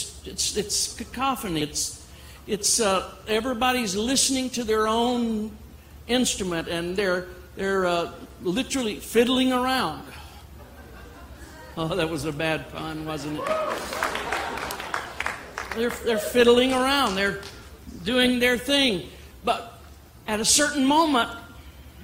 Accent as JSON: {"language": "English", "region": "Louisiana", "country": "United States", "moved": "yes", "lives_now": "Dallas, United States", "said": "I come from Louisiana"}